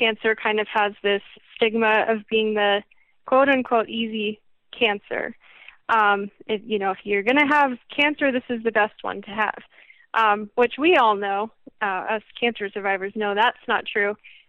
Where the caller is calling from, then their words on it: Englewood, Colorado, United States; I am from Inglewood, Colorado, which is pretty close to Denver.